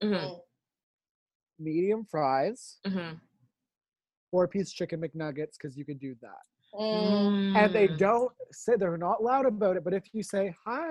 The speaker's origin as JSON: {"language": "English", "town": "Toronto", "region": "Ontario", "country": "Canada", "tie": "born or raised there", "said": "my hometown McDonald's, this is the Broadview Danforth McDonald's"}